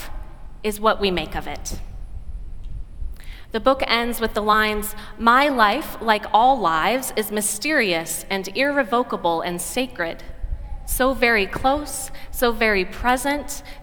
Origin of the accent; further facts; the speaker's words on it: Oregon, United States; an Oregonian woman from my home state